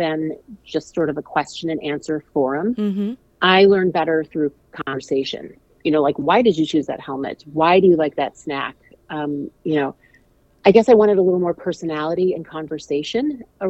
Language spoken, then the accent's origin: English; St. Louis, Missouri, United States; I'm from St. Louis